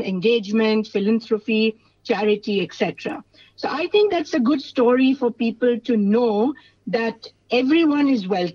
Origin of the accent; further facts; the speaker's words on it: Mumbai, Maharashtra, India; now in Australia; I'm from India, as you introduced me, from Mumbai